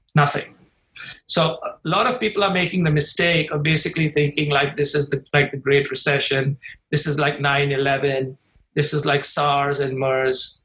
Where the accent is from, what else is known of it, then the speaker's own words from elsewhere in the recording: India; now in Chicago, United States; my home country in India